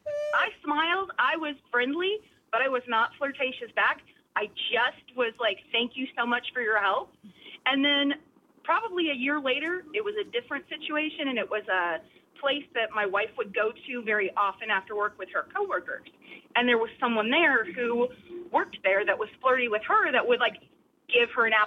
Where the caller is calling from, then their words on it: Goose Creek, South Carolina, United States; Goose Creek.